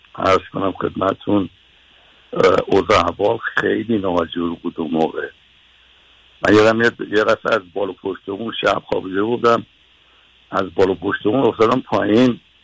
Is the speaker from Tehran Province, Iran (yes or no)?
yes; Tehran, Tehran Province, Iran; بنده در یکی از وحشتناکترین محله های تهران یعنی جنوب کاخ سعدآباد زندگی میکردیم